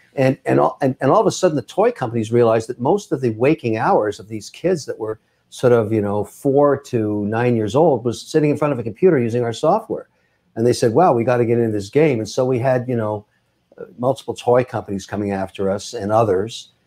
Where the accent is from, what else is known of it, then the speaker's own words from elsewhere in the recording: Montreal, Quebec, Canada; moved away as an adult; now in Boston, United States; I was born in Montreal. I moved down to Boston in the nineties